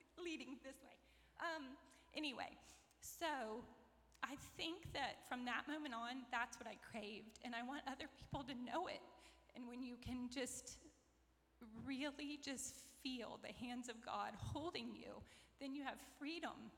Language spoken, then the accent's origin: English; McIntosh, Florida, United States; I grew up outside of McIntosh, near Ocala